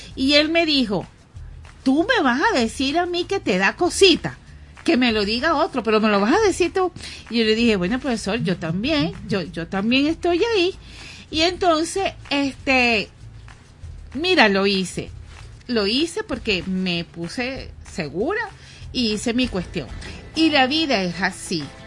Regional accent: Guatire, Miranda, Venezuela; moved away as an adult; now in Caracas, Venezuela; yo eh, vengo de Guatire

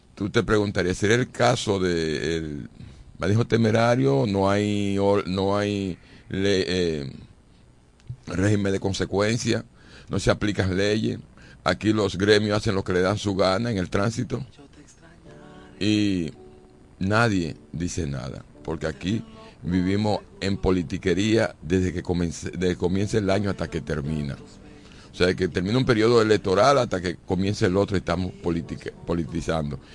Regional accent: Dominican Republic

